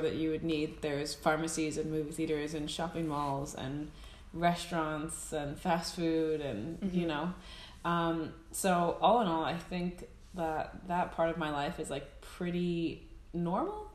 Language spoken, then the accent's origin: English; United States; accent: American; moved away as an adult; now in Iceland; if you couldn't tell from my accent, American